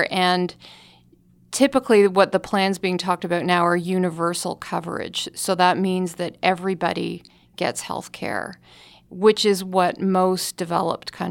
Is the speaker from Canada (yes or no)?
yes; Canada; I can tell you that from experience because I grew up in Canada